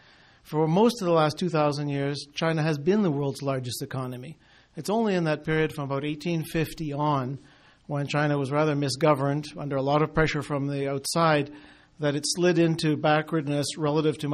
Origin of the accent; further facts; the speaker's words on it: Turner Valley, Alberta, Canada; moved away as an adult; now in Alberta, Canada; I was actually born in Turner Valley. I'm very much of Southern Alberta. I grew up in Alberta from a young boy